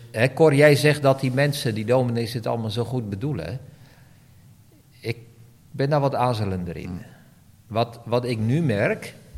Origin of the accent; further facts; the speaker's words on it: Barneveld, Gelderland, Netherlands; ik groeide op in Barneveld